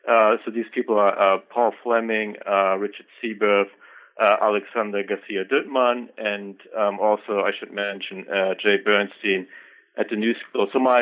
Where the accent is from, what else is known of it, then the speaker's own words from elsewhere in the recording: Germany; now in United States; I am originally from Germany. I took some undergraduate courses in a number of fields, actually, at the University of Hamburg. I moved on to Michigan for my graduate work